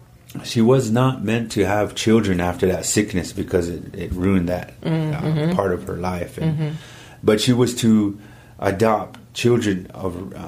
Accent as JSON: {"language": "English", "town": "Rock Creek", "region": "South Dakota", "country": "United States", "tie": "born or raised there", "moved": "yes", "lives_now": "Louisville, Colorado, United States", "said": "I was born and raised on the South Dakota side in a little village called Rock Creek, mm-hmm. and I was born and raised there and by my grandparents, and they raised me there all my life. But now I reside here in Louisville, Colorado"}